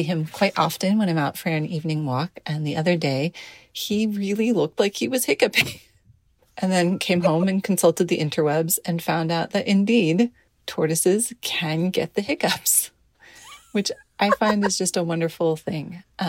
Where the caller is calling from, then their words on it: San Diego, California, United States; I'm voice memoing from San Diego, California.